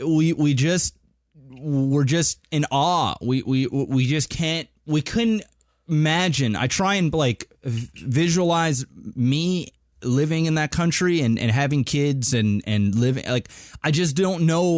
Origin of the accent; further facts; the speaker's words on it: Canada; I know that myself and Adam, because we're Canadian, Panic is American, so he has a different, obviously, he's just raised differently, just culturally, it's just different.